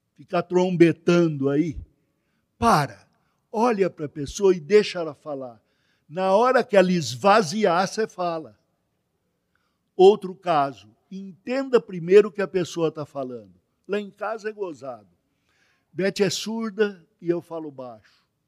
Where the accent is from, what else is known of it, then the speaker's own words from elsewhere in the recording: Brazil; eu sou brasileiro que sou brasileiro. O primeiro da minha família aqui no Brasil